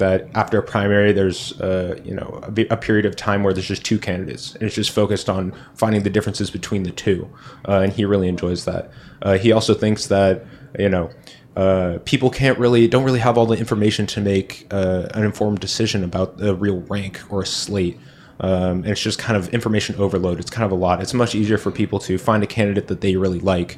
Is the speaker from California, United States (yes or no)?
yes; Berkeley, California, United States; now in San Jose, United States; my hometown of Berkeley.